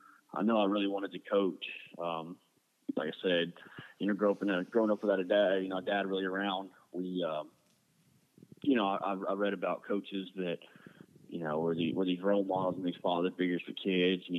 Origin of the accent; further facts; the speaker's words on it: Temple, Texas, United States; I was born and raised in Temple, Texas